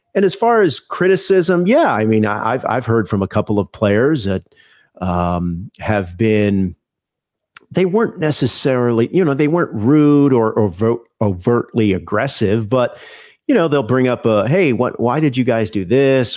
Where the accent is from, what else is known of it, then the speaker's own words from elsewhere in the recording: Houston, Texas, United States; I grew up in Houston